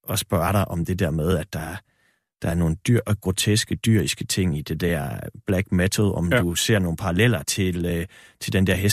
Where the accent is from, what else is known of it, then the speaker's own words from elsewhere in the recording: Esbjerg, Southern Denmark, Denmark; moved away; den subkultur, der var ret fremme i min ungdom i Esbjerg også.